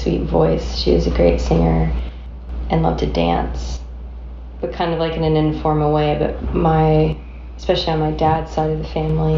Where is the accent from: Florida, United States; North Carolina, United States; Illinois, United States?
Florida, United States; Plant City; now in Nashville, United States; I am from Florida, originally.